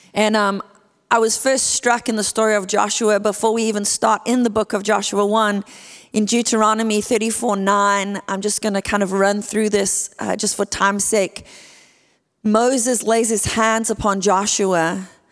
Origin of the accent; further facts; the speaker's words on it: Port Elizabeth, Eastern Cape, South Africa; moved away as an adult; now in California, United States; I am from a place called Port Elizabeth, South Africa